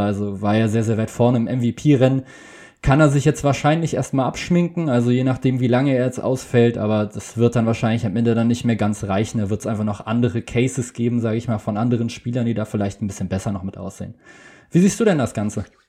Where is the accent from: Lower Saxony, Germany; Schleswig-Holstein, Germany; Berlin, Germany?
Berlin, Germany; ich komme aus Berlin